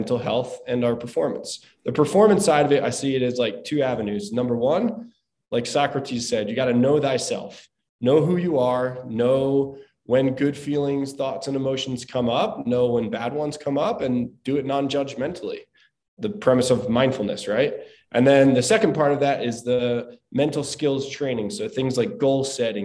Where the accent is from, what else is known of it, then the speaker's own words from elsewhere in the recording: Southern New Jersey, United States; I'm from the East Coast, from Southern New Jersey, and we did a lot of stuff growing up